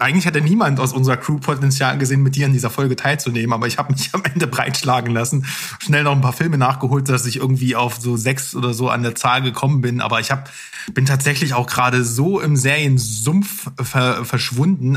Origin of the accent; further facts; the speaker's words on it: East Germany, Germany; bei uns im Osten